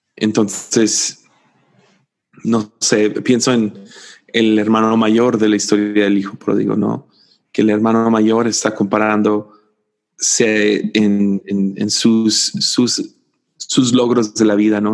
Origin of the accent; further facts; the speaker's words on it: Tepic, Nayarit, Mexico; soy el vato de Tepic